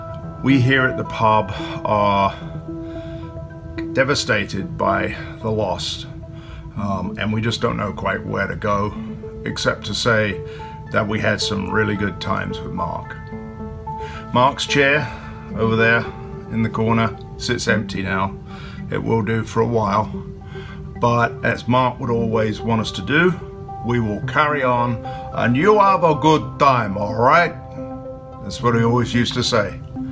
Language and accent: English; United Kingdom; the Brit and Yankee Pub. I'm the Brit